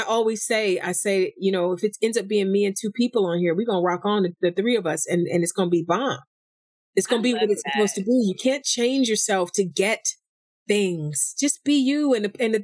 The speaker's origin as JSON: {"language": "English", "town": "East Cleveland", "region": "Ohio", "country": "United States", "said": "from East Cleveland"}